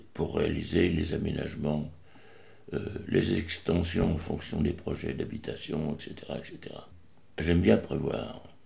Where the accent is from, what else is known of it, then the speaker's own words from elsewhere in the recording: Paris, Île-de-France, France; now in Montreuil, France; je suis né à Paris le 7 février 1936.